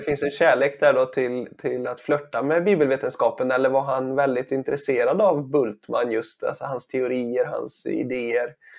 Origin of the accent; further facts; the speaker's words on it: Sweden; som svensk här